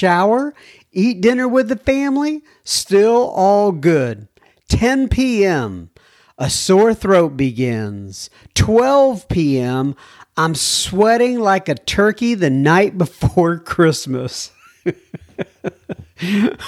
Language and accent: English; Texas, United States; I'm from Texas